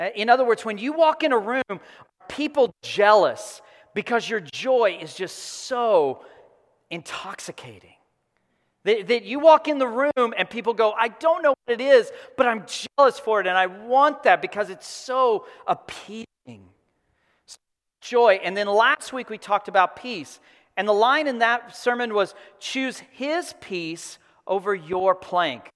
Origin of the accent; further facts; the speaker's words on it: Texas Panhandle, United States; I grew up in the Texas Panhandle. I grew up on a farm